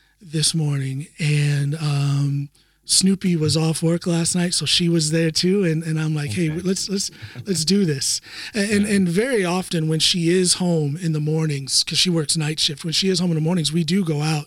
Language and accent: English; Ohio, United States; moved away as an adult; also born or lived in Chicago; now in Norway; I'm born and raised in Ohio, out in the country in Ohio